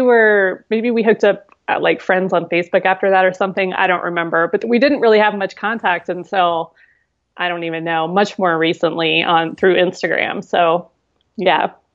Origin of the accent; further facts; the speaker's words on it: near Columbus, Ohio, United States; moved away as an adult; also born or lived in Seattle, Washington; Now I'm in Columbus, Ohio, which is this is my home state and near where I grew up